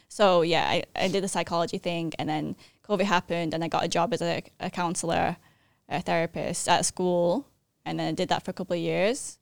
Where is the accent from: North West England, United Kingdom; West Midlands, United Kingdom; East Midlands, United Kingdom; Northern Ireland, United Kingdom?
North West England, United Kingdom; Manchester; moved away as an adult; also born or lived in United States; now in Thailand; I was born in Manchester, England. I'm half Thai, half English.